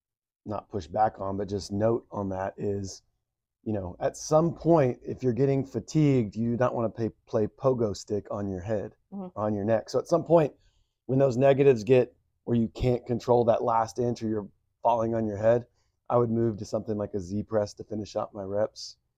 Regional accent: Texas, United States; I come from Texas.

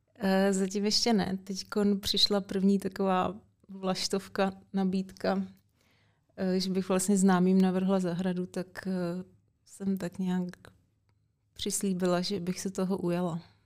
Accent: Děčín, Ústí nad Labem Region, Czechia; trenér v Děčíně, tenkrát odkud pocházím

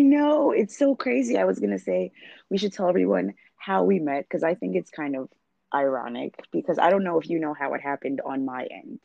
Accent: New York, United States; I'm someone who was born and raised in New York

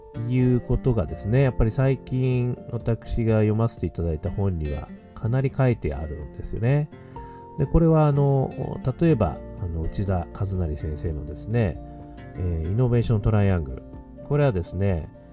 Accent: Hokkaido, Japan; now in Tokyo, Japan; 北海道生まれ

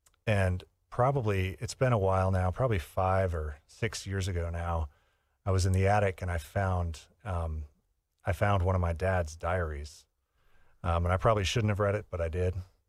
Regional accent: Midwest, United States; I was inspired by... growing up in the Midwest, by the experience I had in the Midwest, in particular the winter.

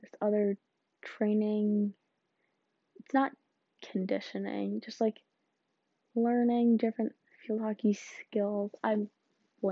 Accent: suburban Illinois, United States; I'm from Illinois. I'm not from country Illinois. I'm from suburban Illinois

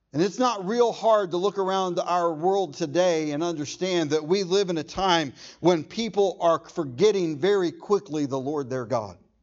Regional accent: Irving, Texas, United States; I was born in Irving

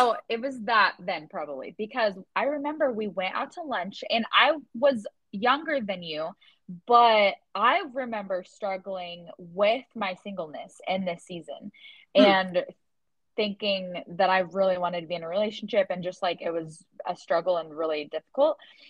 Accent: Oregon, United States; We're from Oregon. That's where we met.

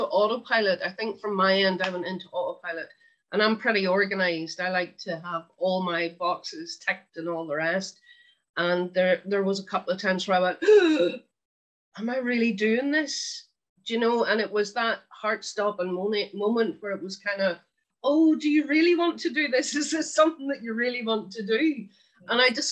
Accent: Australia; moved away as an adult; now in Ireland; Australia's home for me. I grew up in Australia

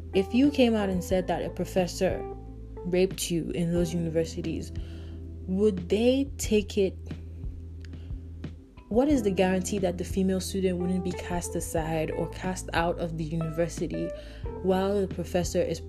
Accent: Nigeria; I'm from Nigeria

